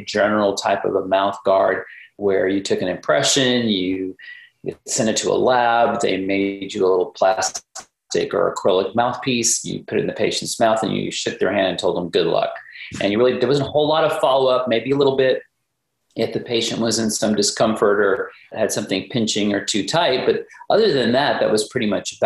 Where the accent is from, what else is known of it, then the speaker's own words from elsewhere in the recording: Dallas, Texas, United States; also born or lived in Rapid City, South Dakota; I grew up in the Dallas area